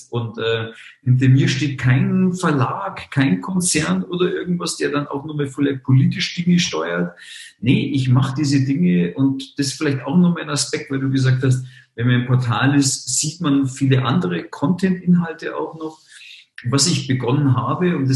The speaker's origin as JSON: {"language": "German", "town": "Munich", "region": "Bavaria", "country": "Germany", "tie": "born there", "said": "und ich bin in München geboren, ich gebe es zu. Also ähm, bin gebürtiger Münchner, geborener Münchner."}